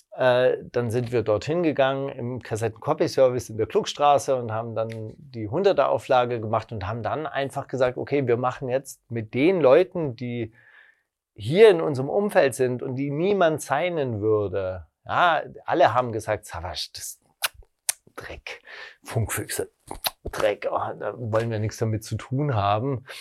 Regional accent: West Germany, Germany; moved away; also born or lived in Berlin (Prenzlauer Berg); Ich komme aus Westdeutschland

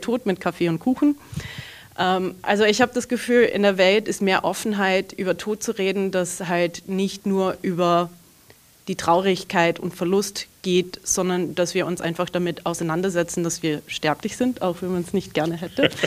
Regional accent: Canada; also born or lived in Southern Burgenland, Austria; now in Austria; ich bin in Kanada aufgewachsen, meine ganze Familie kommt aus einem kleinen Dorf in Südburgenland, Österreich

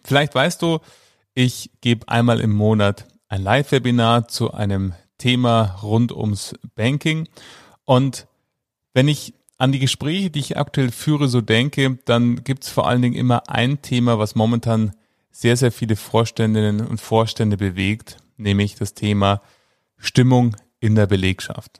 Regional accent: Munich, Bavaria, Germany; München, meine Heimatstadt

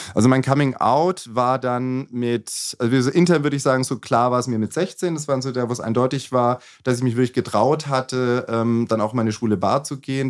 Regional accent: Fellbach, Baden-Württemberg, Germany; moved away as an adult; also born or lived in Dortmund; now in Berlin, Germany; ich komme ursprünglich aus dem Schwabenländle

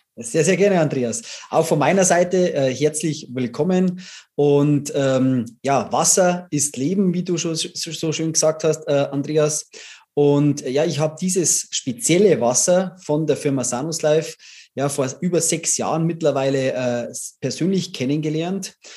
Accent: Bavaria, Germany; ich komme aus Bayern

